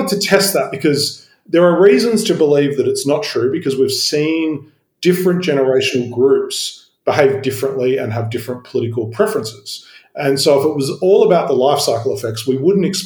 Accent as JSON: {"language": "English", "town": "Sydney", "region": "New South Wales", "country": "Australia", "tie": "born or raised there", "said": "I grew up in Sydney, like you, in the outer suburbs"}